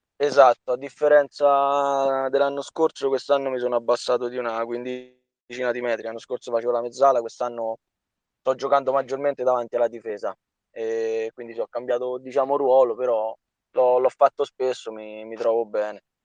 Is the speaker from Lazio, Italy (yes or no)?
yes; Soriano nel Cimino, Lazio, Italy; io sono sorianese doc, quindi sono di Soriano. Ho fatto le giovanili alla Sorianese